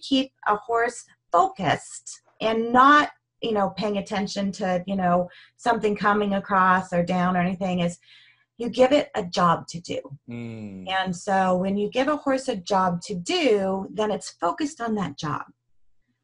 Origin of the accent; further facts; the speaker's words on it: Colorado, United States; now in Oregon, United States; I grew up in Colorado riding horses